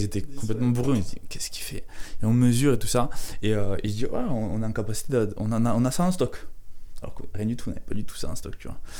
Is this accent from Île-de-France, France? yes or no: no; Carcassonne, Occitania, France; je viens de Carcassonne